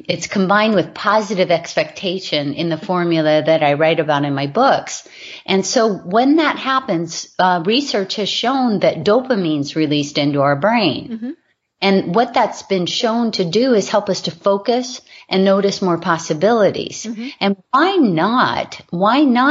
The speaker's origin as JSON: {"language": "English", "region": "Hawaii", "country": "United States", "tie": "born or raised there", "said": "I was raised in Hawaii"}